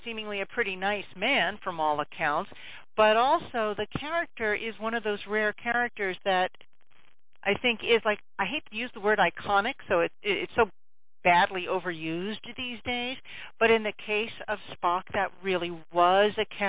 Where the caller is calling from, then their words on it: Vermont, United States; calling from Vermont.